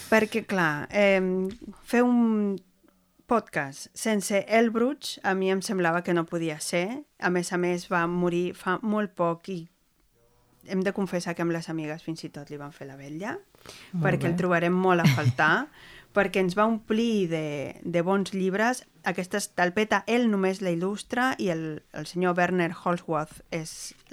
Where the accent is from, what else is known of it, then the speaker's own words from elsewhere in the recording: Argentina; Soc argentina.